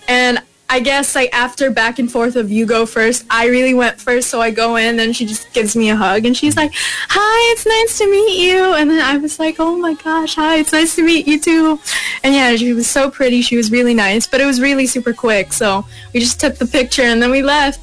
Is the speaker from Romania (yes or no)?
no; United States; first language English; I come from America